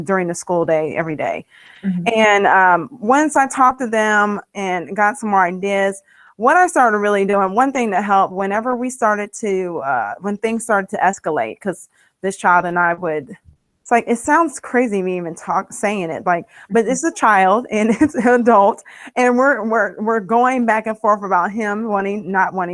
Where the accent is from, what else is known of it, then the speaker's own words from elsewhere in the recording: Ohio, United States; now in Maryland, United States; I live in Maryland. I'm from Ohio, but we reside here in Maryland